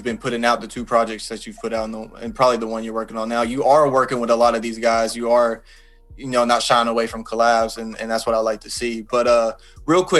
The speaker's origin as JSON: {"language": "English", "town": "Hot Springs", "region": "Arkansas", "country": "United States", "tie": "born or raised there", "said": "in my hometown"}